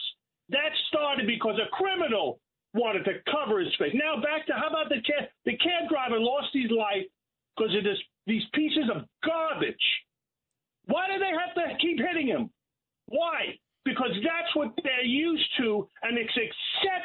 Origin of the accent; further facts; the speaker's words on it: New York City, New York, United States; I'm from Brooklyn my whole life